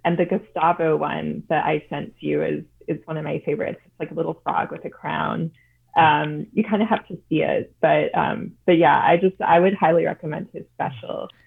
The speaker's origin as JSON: {"language": "English", "town": "Chicago", "region": "Illinois", "country": "United States", "tie": "born or raised there", "said": "growing up in the Chicago area"}